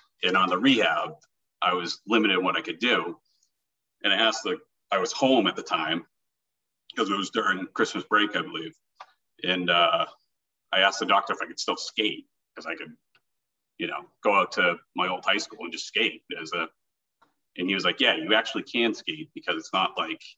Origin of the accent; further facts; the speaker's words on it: Milton, Massachusetts, United States; A young …, I guess, was just always playing sports